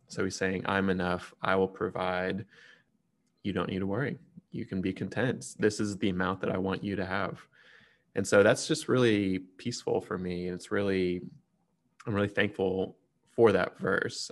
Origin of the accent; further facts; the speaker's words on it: Texas, United States; as a Texan